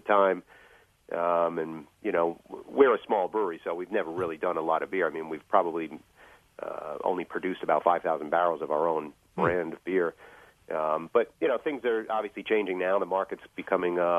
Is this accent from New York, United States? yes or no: yes; New York City, New York, United States; moved away as an adult; also born or lived in Long Island, New York; now in Garrettsville, United States; I originate from Queens, New York.